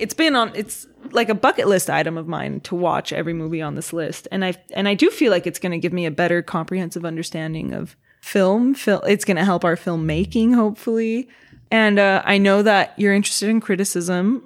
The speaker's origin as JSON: {"language": "English", "town": "Los Angeles", "region": "California", "country": "United States", "tie": "born or raised there", "said": "I was born and raised in Los Angeles."}